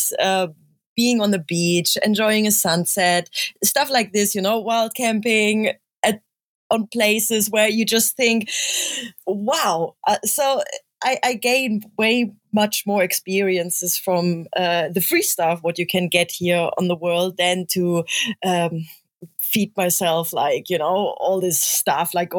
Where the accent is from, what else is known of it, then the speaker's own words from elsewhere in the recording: Germany; moved away; I'm from Germany